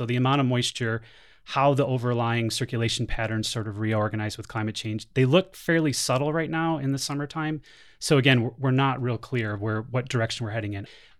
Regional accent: the Thumb of Michigan, United States; now in Arizona, United States; So I'm from Michigan, and I grew up in the thumb of Michigan. So if anybody knows how to look at a Michigan map, the thumb is on the eastern side of the state. Grew up pretty close to Lake Huron

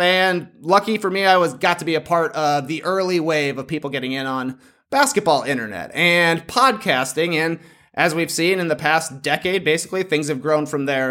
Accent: Plano, Illinois, United States; moved away; also born or lived in Toronto; I grew up in a tiny town, Plano, Illinois.

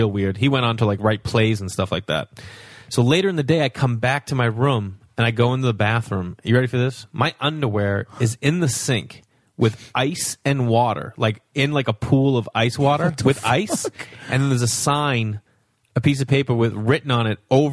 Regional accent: Stoneham, Massachusetts, United States; Stoneham, Mass. 15 minutes north of Boston up the up 93

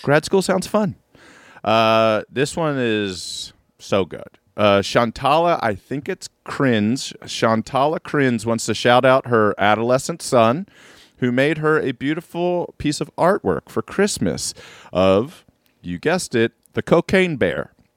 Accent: Maryland, United States; I'm from Maryland

